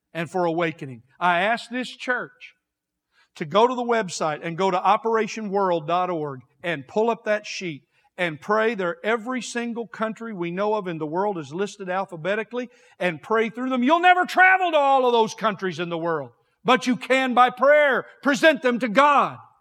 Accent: United States; We're American Christians

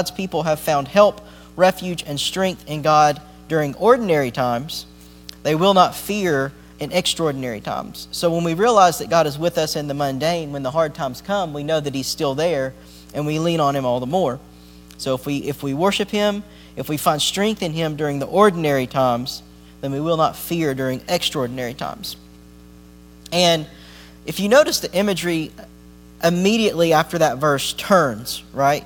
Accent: Appalachia, United States; I grew up near the Smoky Mountains and near the Appalachians

